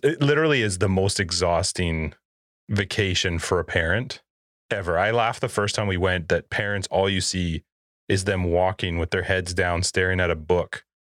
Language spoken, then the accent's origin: English; Canada; I'm Canadian